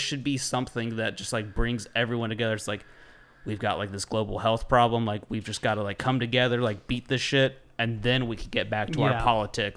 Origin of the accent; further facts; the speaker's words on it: United States; as an American, like, I love my fucking country